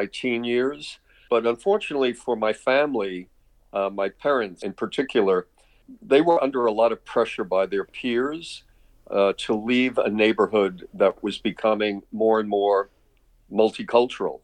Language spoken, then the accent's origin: English; New York City, New York, United States; moved away as an adult; also born or lived in Valdosta, Georgia / Atlanta, Georgia / Prince Edward Island; I grew up in Brooklyn